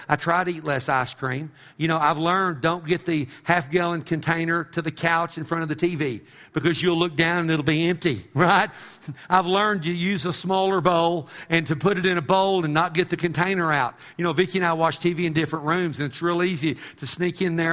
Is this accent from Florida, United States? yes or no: no; Texas, United States; I'm an American or because I'm a Texan